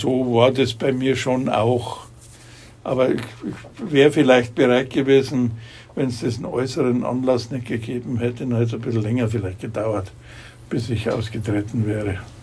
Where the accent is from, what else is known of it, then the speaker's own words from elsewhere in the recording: Munich, Bavaria, Germany; ich bin Münchner, gebürtiger Münchner